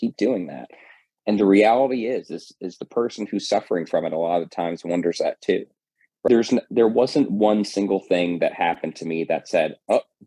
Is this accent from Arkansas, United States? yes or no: no; New Jersey, United States; moved away as an adult; now in Florida, United States; I came from New Jersey down to Florida back in 2014